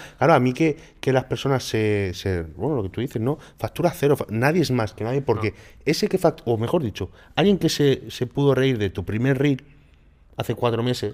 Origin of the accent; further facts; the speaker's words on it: Málaga, Andalusia, Spain; soy de Málaga, soy